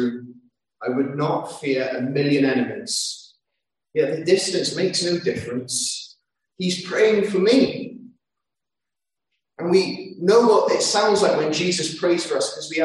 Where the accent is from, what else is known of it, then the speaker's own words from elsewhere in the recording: London, United Kingdom; I grew up in London